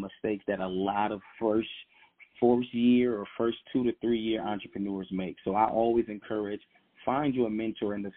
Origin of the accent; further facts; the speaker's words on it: Detroit, Michigan, United States; born and raised in Detroit, Michigan